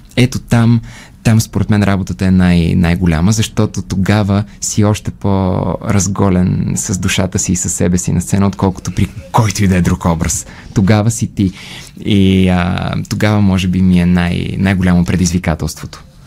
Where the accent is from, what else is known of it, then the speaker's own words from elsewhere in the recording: Bulgaria; also born or lived in United Kingdom; горд като българин